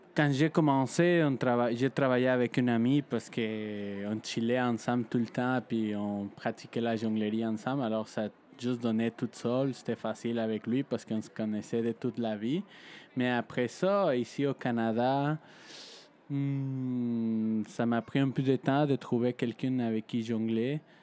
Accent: Mexico; moved away; je viens de Mexique

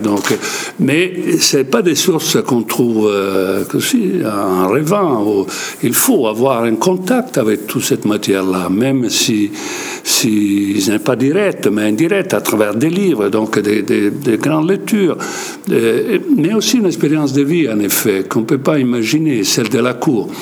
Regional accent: Italy; je suis italien

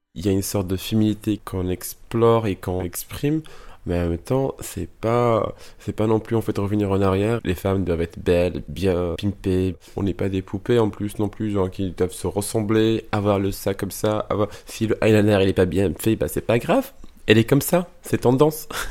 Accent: Morocco; moved away as an adult; now in France; je viens du Maroc

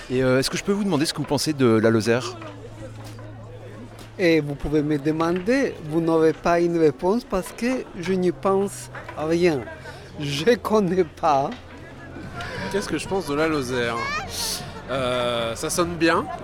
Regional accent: United States; French is a second language; Oui, j'ai un accent parce que je suis américain.

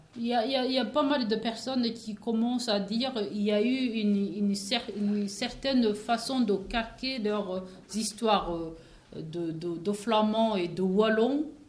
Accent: Rwanda; moved away; j'ai un pays, je viens de, du Rwanda

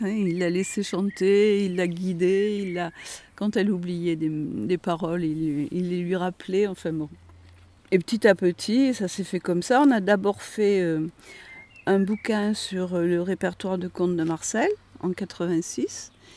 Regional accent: Lozère, near Villefort, Occitania, France; j'étais originaire de Lozère, hein, mais d'un petit village qui n'était pas très loin du lieu où on était, Villefort

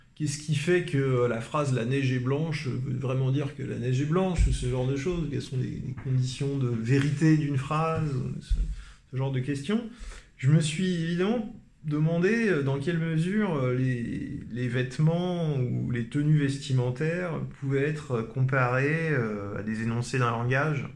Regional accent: Paris, Île-de-France, France; je suis parisien

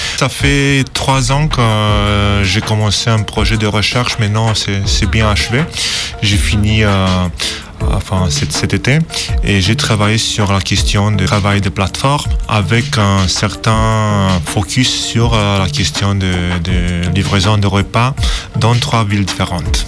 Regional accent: Romania; moved away; also born or lived in Manchester; je suis originaire de Roumanie

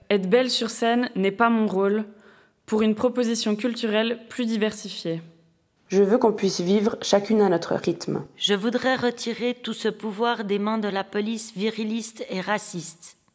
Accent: Switzerland; Je suis née en Suisse et j'ai grandi en Suisse.

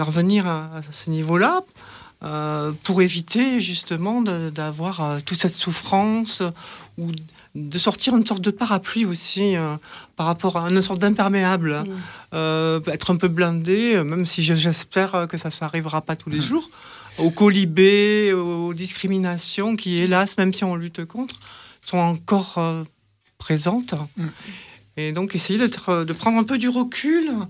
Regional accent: Marseille, Provence-Alpes-Côte d'Azur, France; born there; accent: chantant; Donc, je suis née euh, sur Marseille. Donc parfois ça ressort un petit peu, c'est chantant comme on dit.

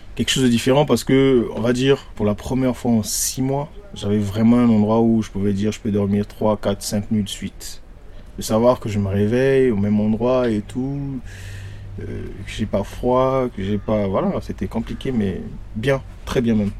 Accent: Brazzaville, Republic of the Congo; moved away as an adult; also born or lived in Paris, France; now in Lyon, France; Je suis congolais de Brazza, je suis venu à Paris sans connaître personne.

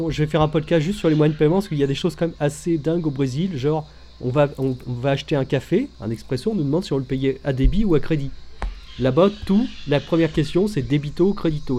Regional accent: France; en tant que Français

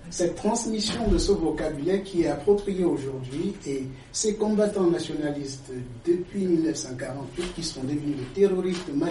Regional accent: Cameroon; je suis camerounais.

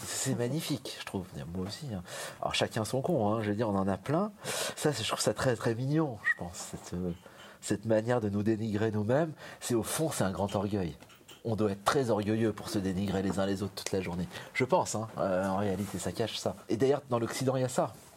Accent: France; moved away as an adult; now in Berlin, Germany; Je me considère en tant que Français

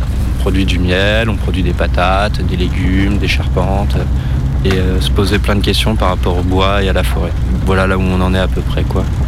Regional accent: Romans-sur-Isère, Auvergne-Rhône-Alpes, France; also born or lived in Notre-Dame-des-Landes; now in Roybon, France; Je suis originaire de Romans, euh, juste à côté d'ici.

